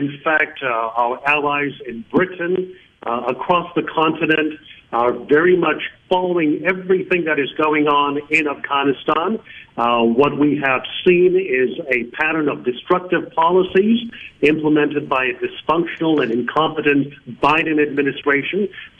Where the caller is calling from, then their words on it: Croatia; Well, we're calling you from Croatia, right on the Balkan route in the Balkan region.